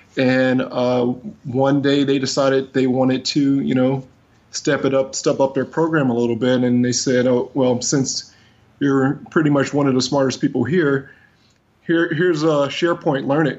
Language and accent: English; Cleveland, Ohio, United States; moved away as an adult; now in Washington, D.C., United States; I live here in the Washington, D.C. area. I'm originally from the Cleveland, Ohio area, actually. Wow. I moved here about 17 years ago.